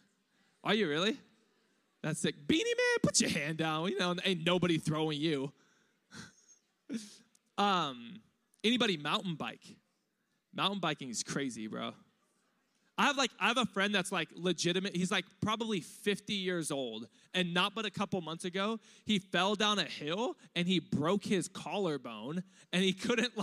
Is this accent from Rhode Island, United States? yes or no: no; Riverside, California, United States; also born or lived in East Los Angeles; I was born in East LA. I was raised in East Riverside, which is like Diet Compton.